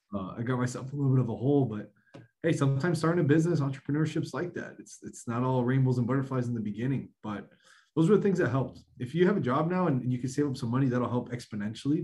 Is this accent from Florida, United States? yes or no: yes; South Florida, United States; born and raised in South Florida